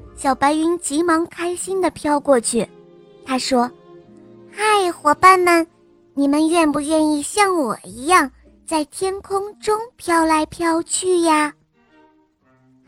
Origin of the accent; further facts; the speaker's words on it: Jinan, Shandong, China; 今年我五岁了，我来自山东济南